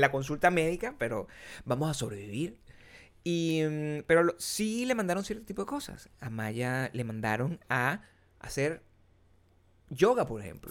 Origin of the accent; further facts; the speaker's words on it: Venezuela; moved away; mientras yo vivía en mi pueblo, que es Venezuela, eso no pasaba.